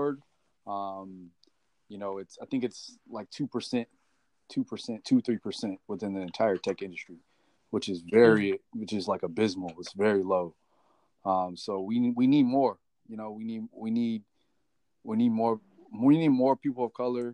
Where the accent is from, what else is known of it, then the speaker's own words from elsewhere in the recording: Sacramento, California, United States; also born or lived in South Bend, Indiana; now in San Jose, United States; I'm originally from South Bend, Indiana. About 9 years old, I moved over to California, to Sacramento, California, to be exact.